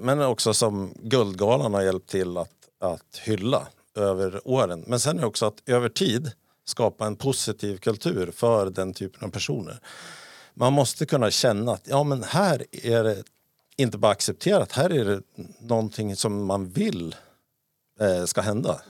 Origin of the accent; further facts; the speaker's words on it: Sweden; jag var från Sverige